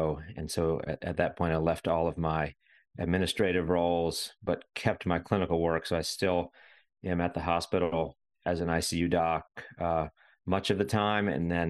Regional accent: Winston-Salem, North Carolina, United States; now in Raleigh, United States; So I grew up in Winston-Salem, North Carolina, middle of the state.

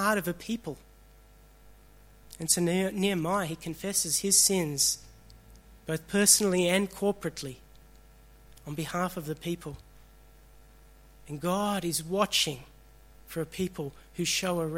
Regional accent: Australia; also born or lived in Sri Lanka; I was born in Sri Lanka. I was 8 months old when my family migrated here. I'm an Australian

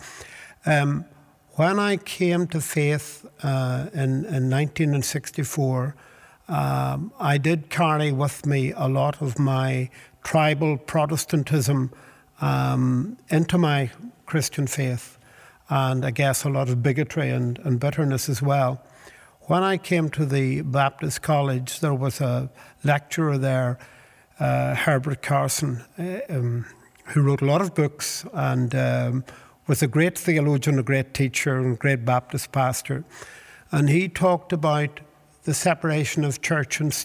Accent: Belfast, Northern Ireland, United Kingdom; also born or lived in Dublin, Ireland; I made the return journey at the age of 4 to Belfast to be handed over to my new adoptive parents

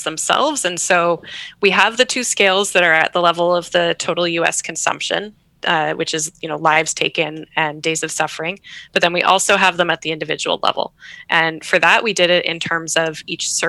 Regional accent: Canada; I'm living in Canada, I'm Canadian

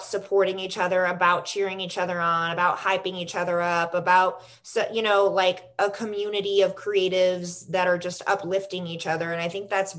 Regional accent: Florida, United States; also born or lived in New York City / North Carolina / Chicago; now in Los Angeles, United States; I'm from Florida.

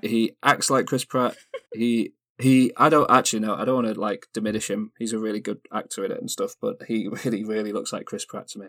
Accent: United Kingdom; I grew up in Britain

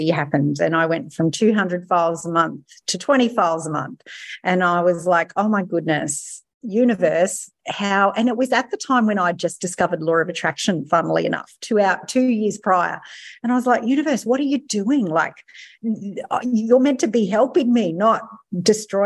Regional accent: Mackay, Queensland, Australia; also born or lived in Sydney; I'm from Mackay

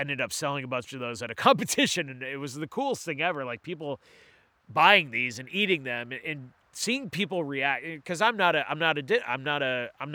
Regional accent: Gorham, Maine, United States; I grew up in Gorm

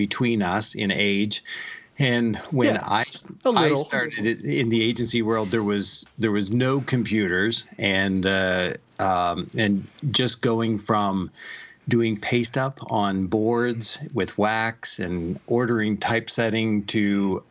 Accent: New Brunswick, Canada; accent: Canadian; now in United States; But I grew up in Eastern Canada, in New Brunswick.

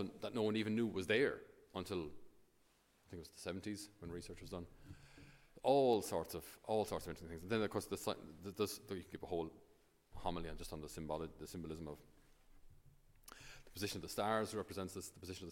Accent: Ireland; us as Irish

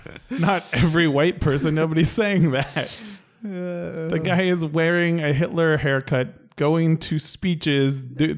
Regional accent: the Bay Area, California, United States; I'm from the Bay Area

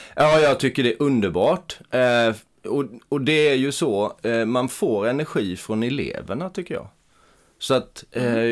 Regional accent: Eksjö, Jönköping County, Sweden; min hemstad Eksjö

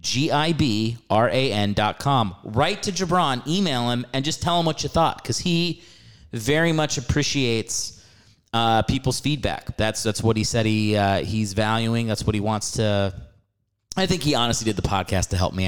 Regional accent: New York City, New York, United States; moved away as an adult; now in Los Angeles, United States; I'm from New York, and I used to perform at Broadway Comedy Club there in the city

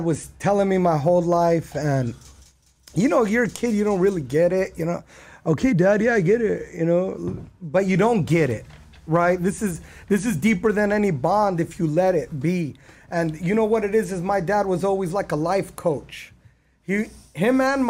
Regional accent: Long Beach, California, United States; also born or lived in Bergen County, New Jersey / Deir Dibwan, West Bank (ancestry); I landed in Southern California in Long Beach on July 18th. 1976.

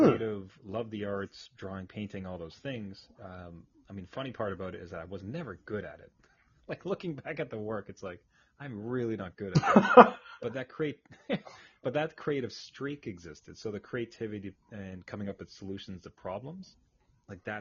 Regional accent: Ayr, Ontario, Canada; now in Ottawa, Canada; I grew up in a little cow town, a place called Ayr. Spelled A-Y-R, of all places.

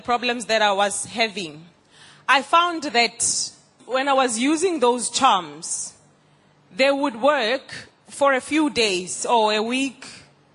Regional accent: South Africa; I'm from South Africa

